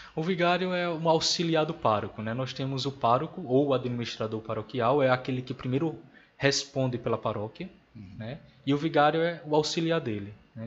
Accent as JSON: {"language": "Portuguese", "town": "Natal", "region": "Rio Grande do Norte", "country": "Brazil", "tie": "born or raised there", "moved": "yes", "said": "nasci e me criei em Natal"}